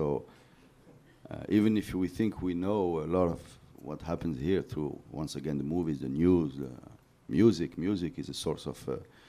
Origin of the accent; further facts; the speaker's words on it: Morocco; So we say Morocco, it's not serving very much, so we say Africa.